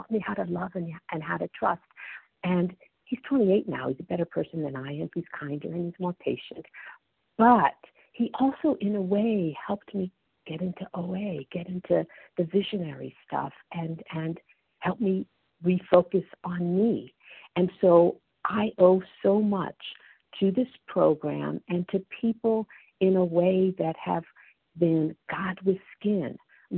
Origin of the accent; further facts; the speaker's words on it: East Coast of the United States, United States; moved away as an adult; also born or lived in Pennsylvania / Texas / California; now in Northern British Columbia, Canada; I grew up on the East Coast in the States and I moved to Pennsylvania, then to Texas, then to California